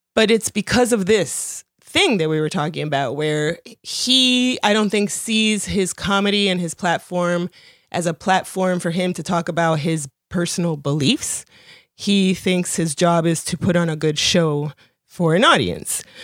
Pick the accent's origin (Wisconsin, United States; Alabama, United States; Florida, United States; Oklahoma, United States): Florida, United States; Miami; English is a second language; also born or lived in Colombia; having, like, been Colombian and having English not be my first language and moving to Miami and then growing up around Cubans